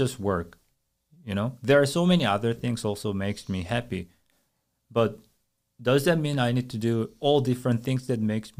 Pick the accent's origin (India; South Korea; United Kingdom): South Korea; moved away; I'm from Korea.